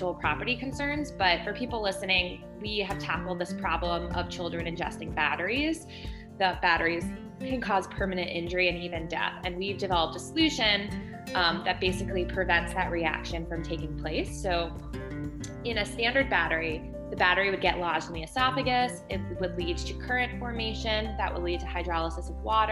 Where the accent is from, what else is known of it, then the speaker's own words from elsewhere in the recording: Northern New Jersey, United States; I grew up in Northern New Jersey